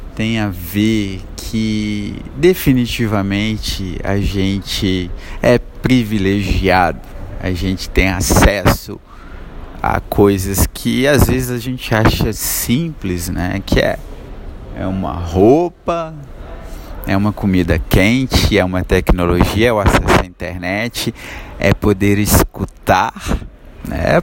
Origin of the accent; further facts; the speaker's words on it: Nova Lima, Minas Gerais, Brazil; Hoje eu saí da minha cidade natal, Nova Lima, que é vizinha a Belo Horizonte